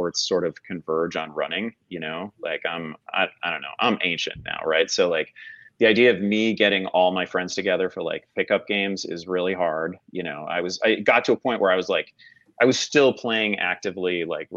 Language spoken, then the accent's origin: English; Chicago, Illinois, United States; I grew up in and around the Chicago area in like the 80s in the Michael Jordan era